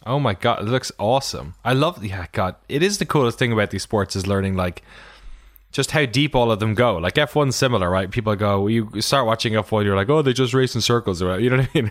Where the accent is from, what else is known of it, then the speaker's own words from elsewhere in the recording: Ireland; I'm from Ireland